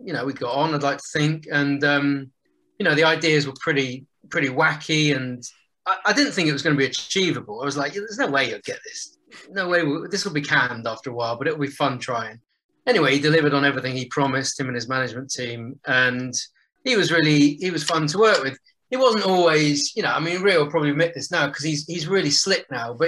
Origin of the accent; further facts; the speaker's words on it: West Country, South West England, United Kingdom; moved away as an adult; now in London, United Kingdom; I grew up down in the West Country